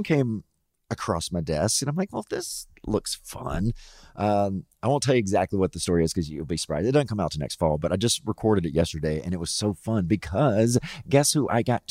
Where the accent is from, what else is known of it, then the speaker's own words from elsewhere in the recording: the South, Mississippi, United States; moved away; growing up in the South